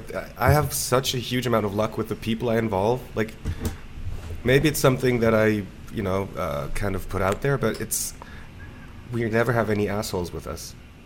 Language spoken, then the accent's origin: English; Basel, Basel-Stadt, Switzerland; In Basel.